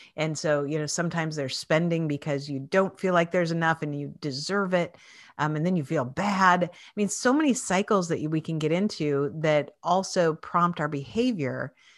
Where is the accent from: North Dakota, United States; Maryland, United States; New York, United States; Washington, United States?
Washington, United States; Spokane; moved away as an adult; now in Philadelphia, United States; I grew up in Washington State in Spokane, Washington